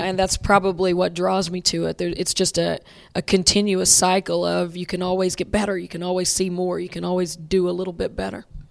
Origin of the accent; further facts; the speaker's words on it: Hilton, Oklahoma, United States; growing up in Hilton, Oklahoma, um, Mary Patton was my fifth grade basketball coach